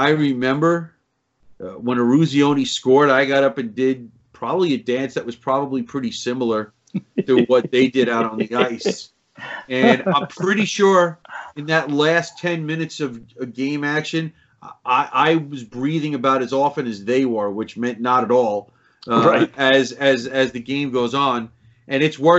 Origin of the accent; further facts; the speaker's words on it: New York City, New York, United States; growing up in Queens, New York